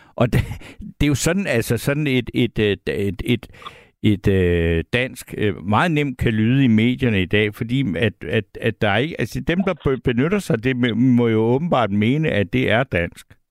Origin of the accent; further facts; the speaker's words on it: Svendborg, Southern Denmark, Denmark; jeg er fra Svendborg, der kan jeg vejene